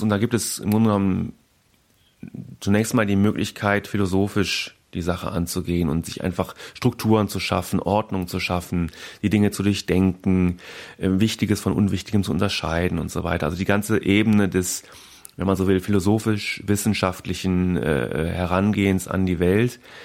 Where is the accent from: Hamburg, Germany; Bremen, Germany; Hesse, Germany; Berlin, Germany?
Berlin, Germany; da kann ich glaube ich auch als Berliner äh, sagen